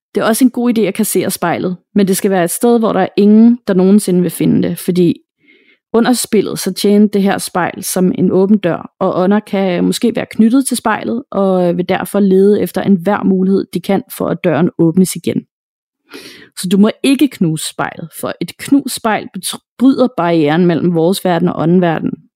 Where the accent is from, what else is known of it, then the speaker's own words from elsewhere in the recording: Denmark; her hjemme i Danmark